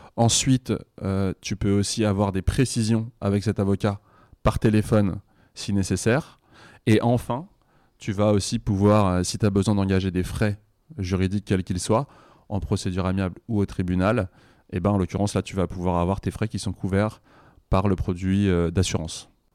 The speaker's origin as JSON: {"language": "French", "town": "Bobigny", "region": "Île-de-France", "country": "France", "tie": "born or raised there", "said": "moi, j'ai grandi à Bobigny"}